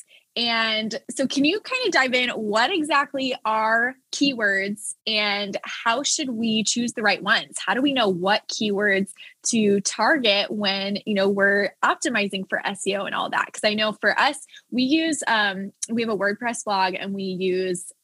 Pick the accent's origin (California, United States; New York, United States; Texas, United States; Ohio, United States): Texas, United States; Dallas; now in Nashville, United States; I am also born and raised in Dallas. Now I'm in Nashville